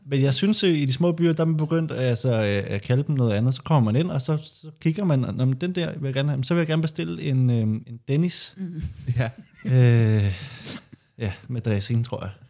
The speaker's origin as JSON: {"language": "Danish", "town": "Høje-Taastrup", "region": "Capital Region of Denmark", "country": "Denmark", "said": "der hvor jeg er fra, Hørt Ladsaks"}